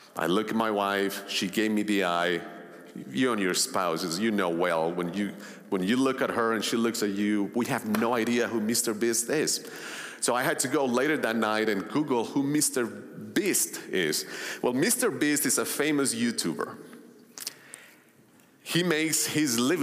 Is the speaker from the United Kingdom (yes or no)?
no; Colombia; moved away; also born or lived in Long Island, New York; I grew up in Colombia back in the 80s and 90s